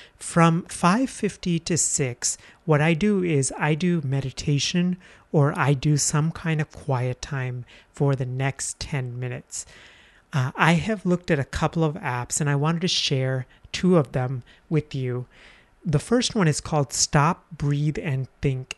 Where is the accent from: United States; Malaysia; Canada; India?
India; moved away; I'm from India